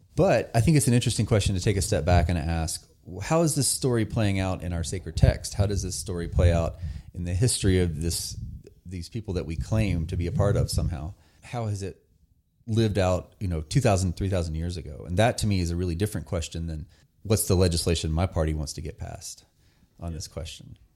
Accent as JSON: {"language": "English", "region": "North Carolina", "country": "United States", "tie": "born or raised there", "said": "I grew up in very rural North Carolina"}